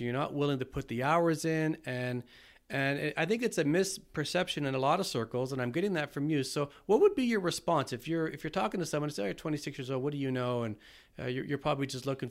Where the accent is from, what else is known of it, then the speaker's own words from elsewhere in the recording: Toronto, Ontario, Canada; I'm from Toronto